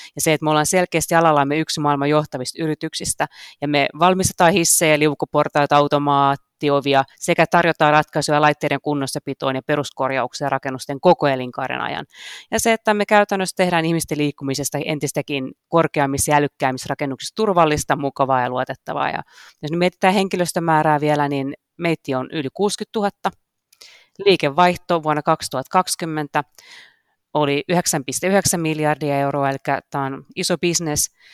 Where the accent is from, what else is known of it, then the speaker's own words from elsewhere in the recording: Karkkila, Uusimaa, Finland; Mä oon kotoisin Karkkilasta kakkostien varresta